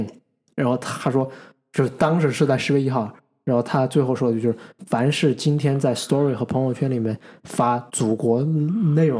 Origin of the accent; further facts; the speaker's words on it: China; 就我作为一个中国人，I feel proud about my own nation。